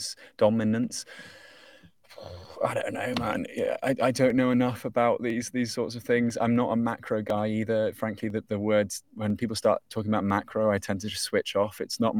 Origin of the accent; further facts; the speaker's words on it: United Kingdom; But for me as a Brit, I was like, holy shit, that's so huge.